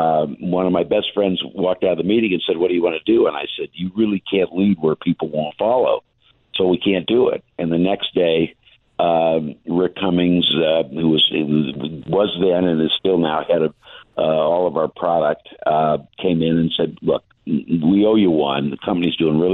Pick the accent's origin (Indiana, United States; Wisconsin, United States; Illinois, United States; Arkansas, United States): Indiana, United States; Indianapolis; I'm from Indianapolis. I've been in Indianapolis my whole life, but went to school at USC.